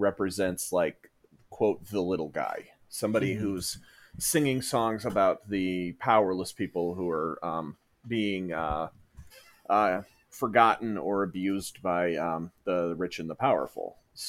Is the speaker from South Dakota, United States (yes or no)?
yes; Dell Rapids, South Dakota, United States; also born or lived in Sioux Falls, South Dakota / Pierre, South Dakota; I originally grew up in a small town about 20 miles north of here called Del Rapids. Lived in South Dakota pretty much my entire life. I've never lived outside of the state.